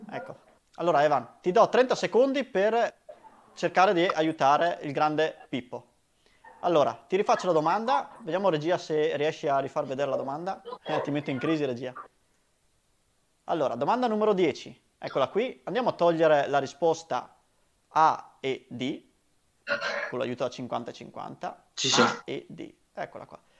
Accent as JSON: {"language": "Italian", "town": "Grezzana", "region": "Veneto", "country": "Italy", "said": "E sono di Grezzana."}